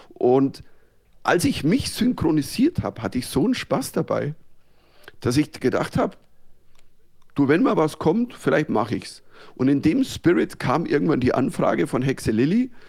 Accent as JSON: {"language": "German", "region": "Bavaria", "country": "Germany", "accent": "Bavarian", "said": "ich habe halt einen bayerischen Dialekt"}